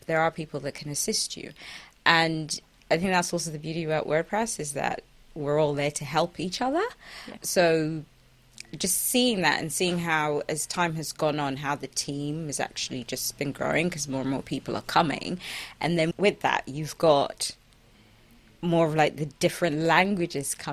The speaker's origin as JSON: {"language": "English", "town": "Kaduna", "region": "Kaduna State", "country": "Nigeria", "said": "I come from Kaduna, Nigeria"}